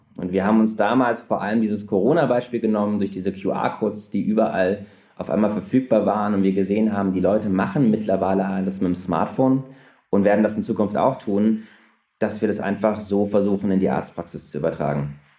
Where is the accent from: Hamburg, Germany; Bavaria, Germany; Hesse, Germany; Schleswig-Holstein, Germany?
Hesse, Germany; Frankfurt; moved away as an adult; also born or lived in Munich; now in Berlin, Germany; ich bin gebürtiger Frankfurter und bin dann zum Studieren letztlich nach München gefahren